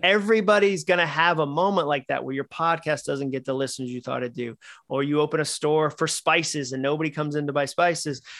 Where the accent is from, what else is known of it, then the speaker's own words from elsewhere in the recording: Massachusetts, United States; I grew up in Massachusetts